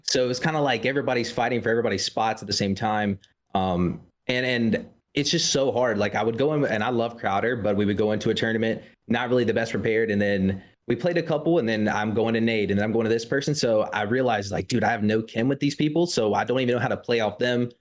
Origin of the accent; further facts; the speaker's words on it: South Carolina, United States; I'm from South Carolina.